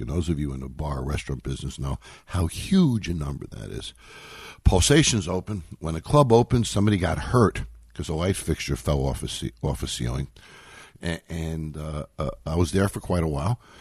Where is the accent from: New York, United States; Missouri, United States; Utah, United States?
New York, United States; moved away as an adult; also born or lived in Los Angeles, California; I grew up in New York